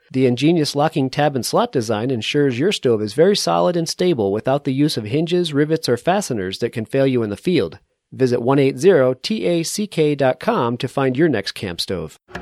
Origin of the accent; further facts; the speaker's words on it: New England, United States; now in Colorado, United States; I grew up in New England with you at, at sea level